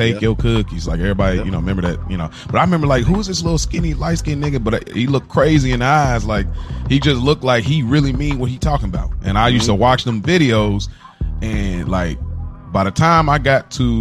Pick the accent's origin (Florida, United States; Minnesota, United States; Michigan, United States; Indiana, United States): Indiana, United States; Indianapolis; I'm from Indianapolis, Indiana